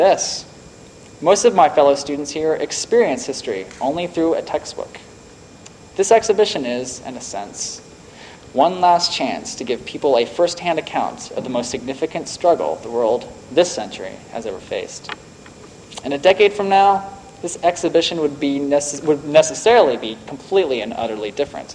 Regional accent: Northern Virginia, United States; moved away; I grew up in Northern Virginia in the D.C. metropolitan area

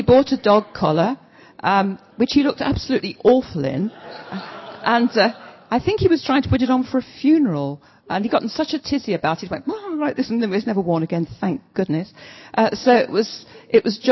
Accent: London, United Kingdom; moved away as an adult; also born or lived in Southampton / Brighton; Southampton to me as a Londoner through and through felt like a foreign country

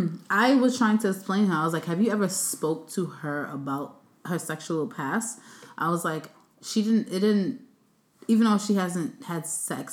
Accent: New York City, New York, United States; I'm from Brooklyn

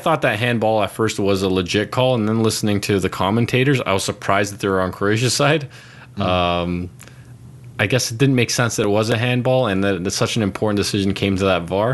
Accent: Toronto, Ontario, Canada; I'm from Toronto

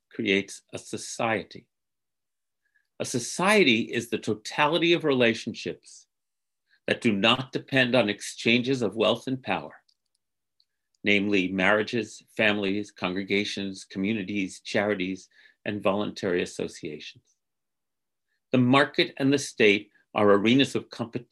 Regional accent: United States; the sacred covenant of being an American that I grew up to internalize

